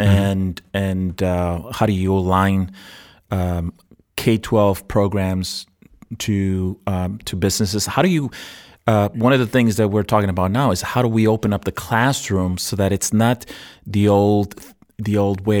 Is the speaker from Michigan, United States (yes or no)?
no; New York City, New York, United States; moved away; also born or lived in Puerto Rico / Arizona; I was born in Puerto Rico and I, and I grew up in New York City